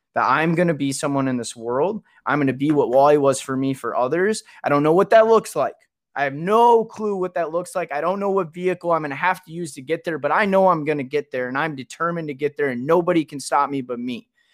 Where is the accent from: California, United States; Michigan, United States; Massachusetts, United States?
Michigan, United States; Kalamazoo; I'm from Kalamazoo. We're both from Michigan